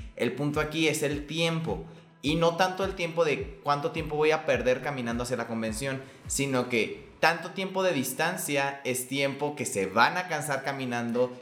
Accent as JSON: {"language": "Spanish", "country": "Mexico", "said": "nosotros que somos de México"}